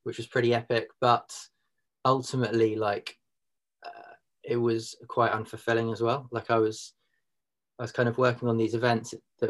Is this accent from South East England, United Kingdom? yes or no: yes; Reigate, South East England, United Kingdom; moved away as an adult; also born or lived in London; now in Mumbles, United Kingdom; I grew up in Surrey, in Leafy Surrey, in Reigate